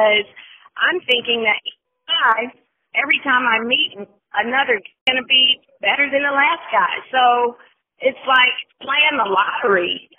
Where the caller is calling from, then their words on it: New York, United States; Hey, Stacey J … I am calling from Manhattan.